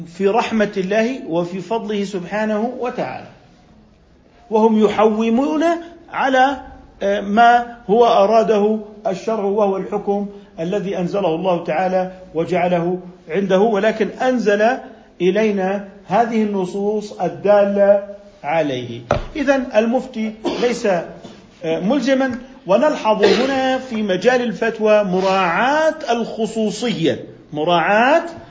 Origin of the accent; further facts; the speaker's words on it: Jordan; عندنا في الأردن